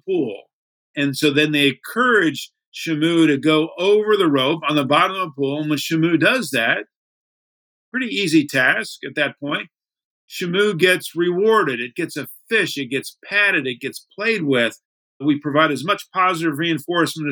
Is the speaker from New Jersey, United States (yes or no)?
no; Miami, Florida, United States; I grew up in Miami